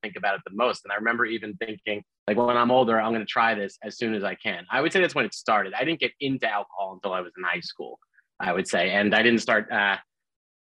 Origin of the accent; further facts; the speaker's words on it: New Jersey, United States; I was in my hometown in New Jersey where I'd grown up.